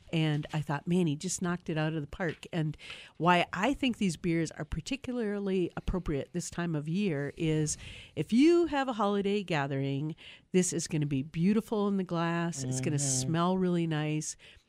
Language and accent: English; Wisconsin, United States; I'm from Wisconsin. You know, like fruit does not go in beer.